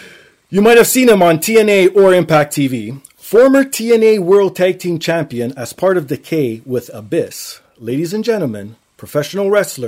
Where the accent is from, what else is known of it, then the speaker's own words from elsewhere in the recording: Toronto, Ontario, Canada; Obviously, being from Toronto, so.